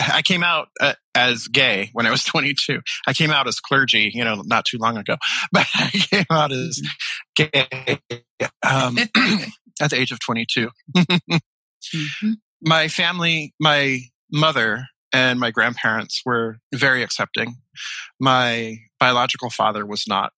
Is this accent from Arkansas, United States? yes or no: no; Hawaii, United States; moved away; also born or lived in Japan; I am from Hawaii. I grew up in Hawaii.